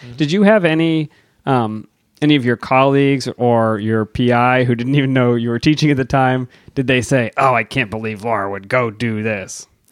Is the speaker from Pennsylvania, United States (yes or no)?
yes; Erie, Pennsylvania, United States; growing up near Erie, Pennsylvania